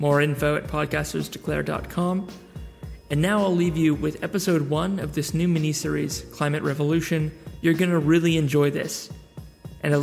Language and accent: English; New Zealand; accent: American-ish; moved away; Simply speaking, despite my American-ish accent, I'm a Kiwi, and my wife and I have been abroad for 7 years. So we've simply made the decision to return home.